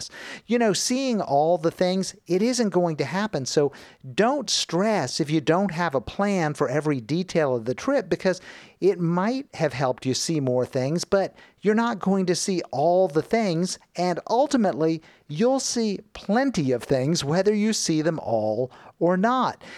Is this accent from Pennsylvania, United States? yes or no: no; Miami, Florida, United States; moved away; I grew up in Miami